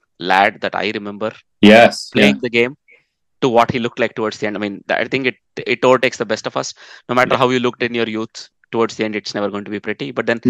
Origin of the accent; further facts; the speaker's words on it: Netherlands; So I come from the Netherlands.